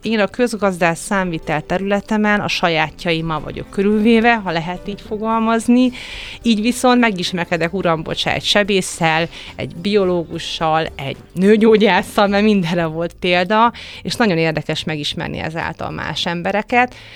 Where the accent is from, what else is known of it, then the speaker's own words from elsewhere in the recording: Hungary; milyen magyar vagyok